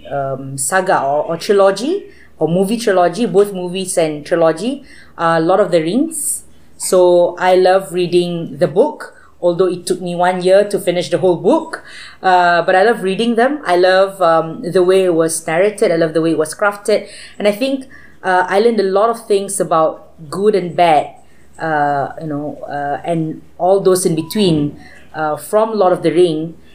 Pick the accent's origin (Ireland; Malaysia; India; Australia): Malaysia; made me feel more, you know, more patriotic as a Malaysian